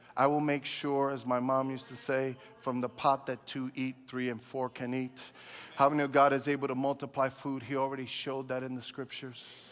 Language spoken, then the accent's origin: English; New York City, New York, United States; I grew up in Brooklyn.